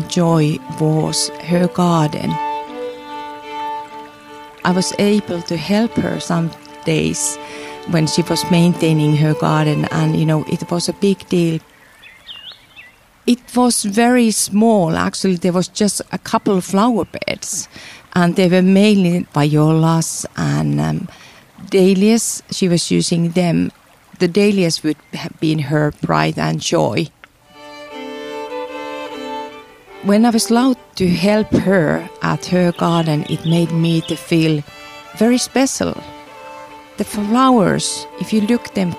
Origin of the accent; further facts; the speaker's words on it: Finland; I'm from Finland